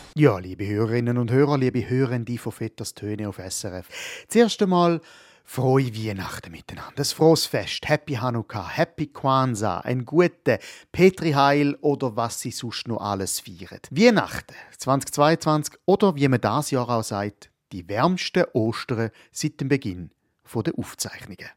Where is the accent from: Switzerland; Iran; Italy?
Switzerland; bei uns in der Schweiz